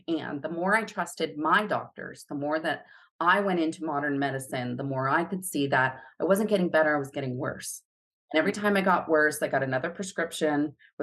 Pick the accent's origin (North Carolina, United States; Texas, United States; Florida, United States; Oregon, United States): Florida, United States; moved away; also born or lived in Hawaii; I'm a Florida girl. I grew up in Florida